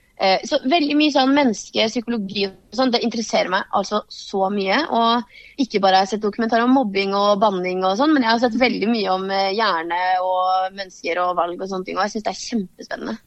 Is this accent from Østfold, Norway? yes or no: yes; Varteig, Østfold, Norway; Vartei er liksom tettsted der jeg er fra